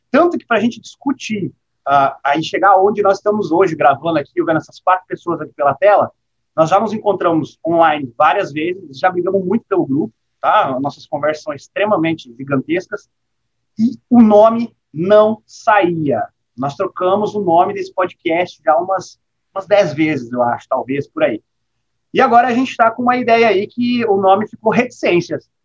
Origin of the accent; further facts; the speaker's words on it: Rondônia, Brazil; nós somos de Rondônia, Rondônia, no interior do Brasil. A gente está aqui, ó, cravado na floresta amazônica